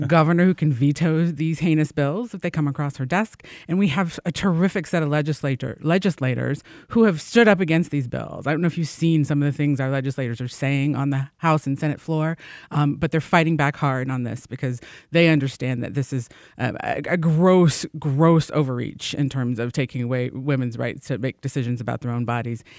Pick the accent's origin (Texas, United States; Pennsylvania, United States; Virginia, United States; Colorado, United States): Virginia, United States; now in Michigan, United States; I'm originally from Virginia